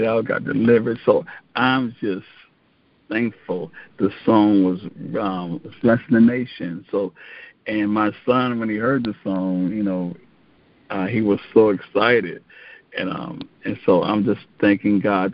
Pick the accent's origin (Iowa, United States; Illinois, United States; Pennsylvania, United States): Illinois, United States; Joliet; Born and raised in Joliet, Illinois